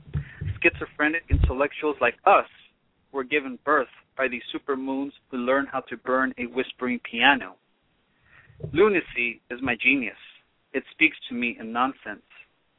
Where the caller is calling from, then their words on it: Los Angeles, California, United States; I'm calling from Hollywood.